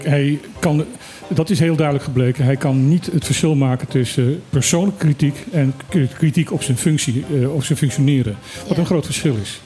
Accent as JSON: {"language": "Dutch", "country": "Suriname", "tie": "born or raised there", "moved": "yes", "lives_now": "Bonaire", "said": "ik heb mijn jeugd in Suriname gewoond"}